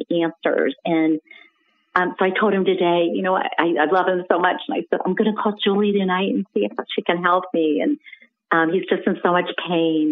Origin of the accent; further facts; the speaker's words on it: Columbus, Ohio, United States; moved away as an adult; now in Charleston, United States; born and raised in Columbus, Ohio, but moved to Charleston, South Carolina a year ago.